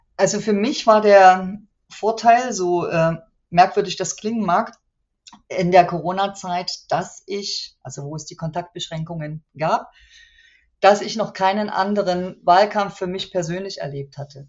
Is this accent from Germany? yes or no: yes; Chemnitz, Saxony, Germany; meine Heimatstadt